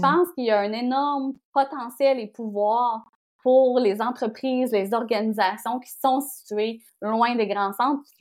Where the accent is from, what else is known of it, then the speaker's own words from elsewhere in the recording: Bonaventure, Quebec, Canada; also born or lived in Montreal / Rimouski; j'ai grandi en Gaspésie